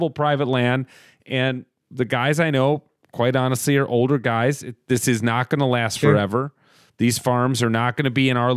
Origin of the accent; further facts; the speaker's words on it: suburbs of the Twin Cities, Minnesota, United States; growing up in the suburbs here of the Twin Cities